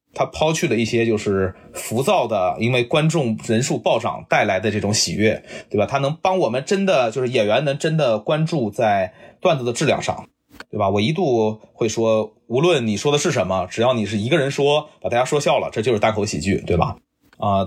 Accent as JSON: {"language": "Chinese", "town": "Nanjing", "region": "Jiangsu", "country": "China", "tie": "born or raised there", "moved": "as an adult", "lives_now": "Silicon Valley, United States", "said": "我老家我是南京人，然后最早这件事就是从苹果公司里的南京同事开始帮我"}